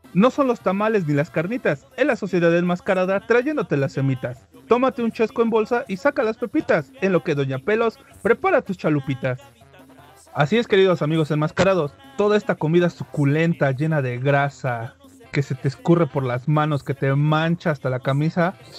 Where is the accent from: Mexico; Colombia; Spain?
Mexico; Puebla; nosotros tres somos de Puebla